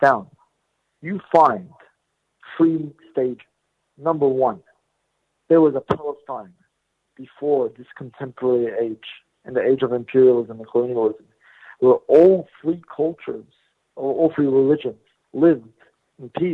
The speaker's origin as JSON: {"language": "English", "country": "Australia", "tie": "born or raised there", "said": "I was born here in Australia"}